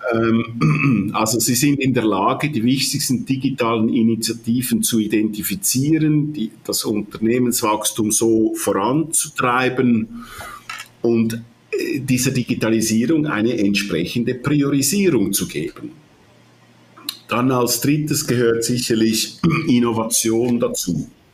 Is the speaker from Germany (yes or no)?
no; Switzerland; accent: Swiss; ich höre mich an wie ein Schweizer, ich bin auch Schweizer, aber auch äh, halb Italiener.